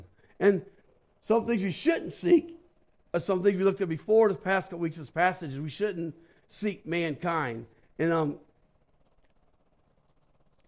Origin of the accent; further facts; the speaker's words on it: St. Louis, Missouri, United States; moved away as an adult; also born or lived in Black Hills, South Dakota; I was from St. Louis, so I wasn't used to cold